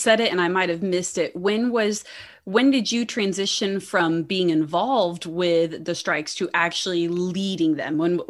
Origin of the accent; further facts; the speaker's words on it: Indiana, United States; moved away; also born or lived in Florida; I grew up in Indiana where we have tornadoes and that's a normal thing for us. And then I lived in Florida for a few years where hurricanes were quite the event.